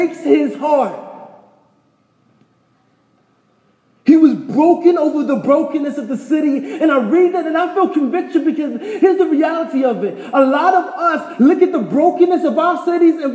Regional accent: New York, United States; moved away as an adult; also born or lived in Taos; I'm from New York

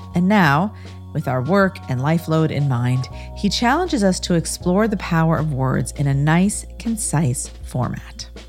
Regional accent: Des Moines, Iowa, United States; Des Moines, Iowa, my hometown

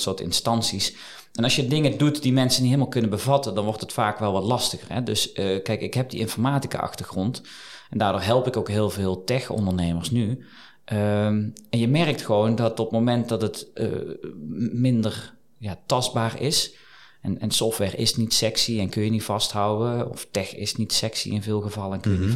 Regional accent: Eindhoven, North Brabant, Netherlands; moved away as an adult; also born or lived in Geldrop; now in Liessel, Netherlands; ik kom oorspronkelijk uit Eindhoven, geboren, getogen

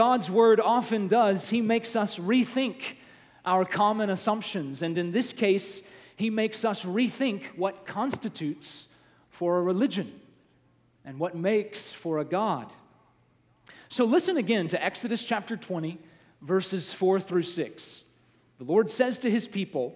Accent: the South, United States; my experience growing up in the South, church was a big part of my life

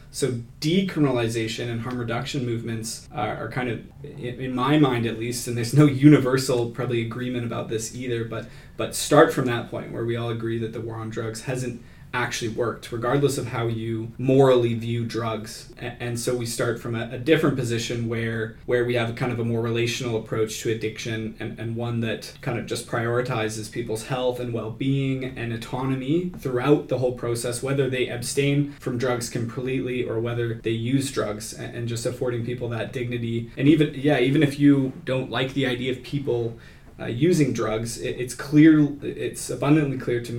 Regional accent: Kansas, United States; Yeah, I grew up in Kansas

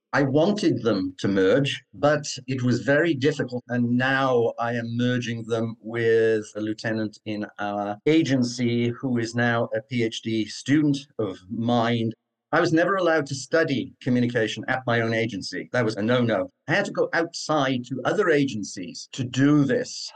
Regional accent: Cardiff, Wales, United Kingdom; accent: Cardiff; moved away; I was born in Cardiff, Wales, which has its own particular accent

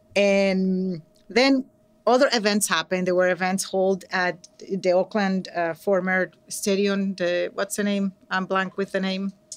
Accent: Venezuela; English is a second language; now in San Francisco, United States; I'm from Venezuela, so, um, I'm an immigrant and an English language learner, proud.

